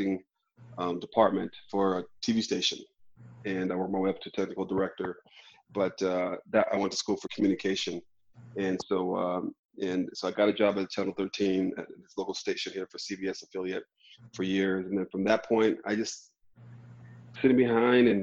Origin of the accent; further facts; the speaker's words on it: New Mexico, United States; also born or lived in Albuquerque, New Mexico; I'm a native from New Mexico, born and raised in Albuquerque, raised in northern New Mexico in the mountains